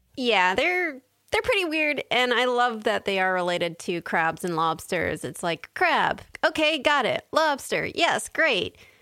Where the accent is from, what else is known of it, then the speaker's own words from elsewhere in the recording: San Diego, California, United States; I grew up in San Diego, so I lived near the beach